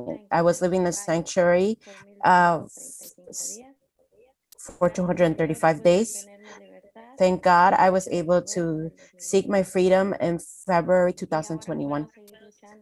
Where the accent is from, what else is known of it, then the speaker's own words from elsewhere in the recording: Guatemala; moved away as an adult; now in United States; I am from Guatemala. I am an indigenous woman. I came here to the United States around 2014, August 14th.